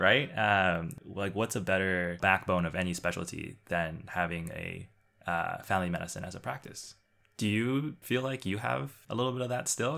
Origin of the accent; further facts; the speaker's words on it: Canada; being Chinese Canadian and the ability to hopefully build a practice in which I can use part of my Mandarin